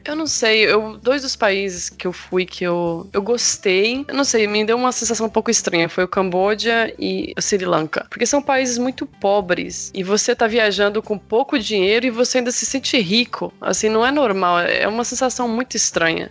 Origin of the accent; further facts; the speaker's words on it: Machado Mineiro, Minas Gerais, Brazil; moved away as an adult; now in Portugal; Eu nasci e cresci em uma cidadezinha no interior de Minas Gerais, no norte, chamada Machado Mineiro